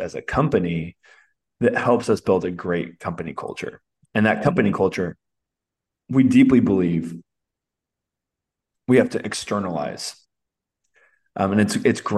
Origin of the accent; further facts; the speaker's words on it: Alameda, California, United States; I'm from the East Bay. I'm from Oakland, California. I'm actually from Alameda, California